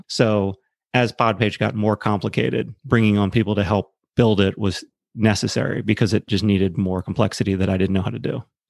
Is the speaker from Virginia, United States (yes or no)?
no; Maryland, United States; I grew up on the East Coast, small suburb of Baltimore, middle-class family.